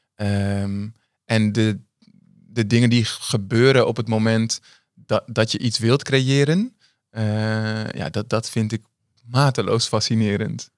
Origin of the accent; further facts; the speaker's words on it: Amsterdam, North Holland, Netherlands; ik ben in Amsterdam opgegroeid